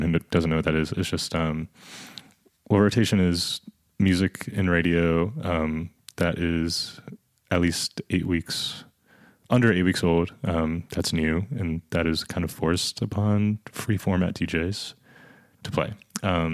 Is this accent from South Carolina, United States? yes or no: yes; Columbia, South Carolina, United States; I'm from Columbia